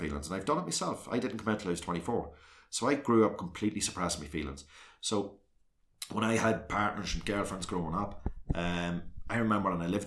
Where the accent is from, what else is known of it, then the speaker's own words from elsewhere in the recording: South Armagh, Northern Ireland, United Kingdom; I came from South Armagh